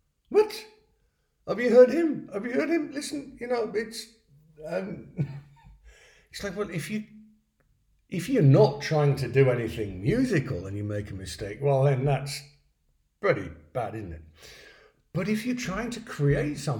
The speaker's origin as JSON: {"language": "English", "region": "England", "country": "United Kingdom", "also_born_or_lived": "London", "moved": "as an adult", "lives_now": "Vienna, Austria", "said": "I say that as an English person"}